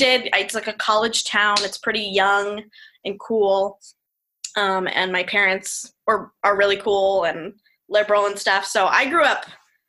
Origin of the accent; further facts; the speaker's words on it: Columbia, Missouri, United States; Columbia, Missouri.